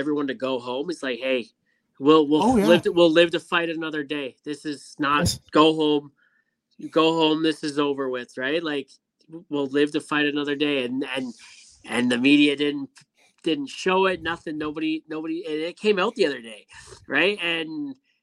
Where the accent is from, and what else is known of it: Canada